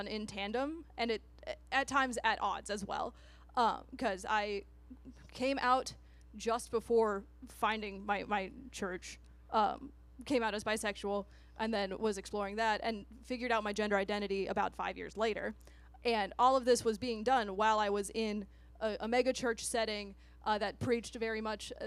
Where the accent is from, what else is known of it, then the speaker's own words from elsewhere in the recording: United States; moved away; I grew up out in Chippewa County, which is 2.5 hours across the state